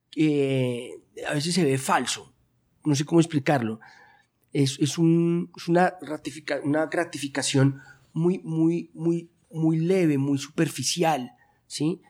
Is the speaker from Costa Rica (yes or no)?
no; Colombia; mi cultura en la que yo crecí, que es acá en Colombia